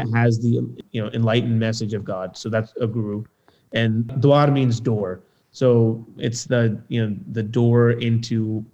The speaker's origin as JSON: {"language": "English", "town": "Lewisburg", "region": "Pennsylvania", "country": "United States", "tie": "born or raised there", "said": "where I grew up in Lewisburg, there was no other Sikh family except one"}